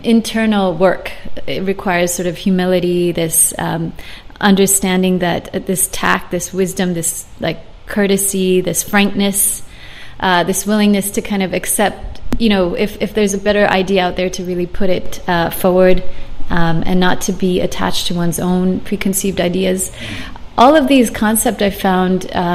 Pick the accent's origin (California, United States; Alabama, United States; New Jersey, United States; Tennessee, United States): California, United States; San Francisco; now in Hong Kong; I was born in San Francisco.